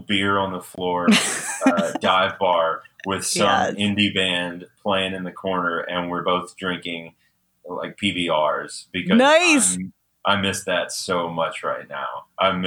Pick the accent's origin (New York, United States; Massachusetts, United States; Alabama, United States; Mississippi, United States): Alabama, United States; Birmingham; now in Atlanta, United States; I'm originally from Birmingham, Alabama. Not England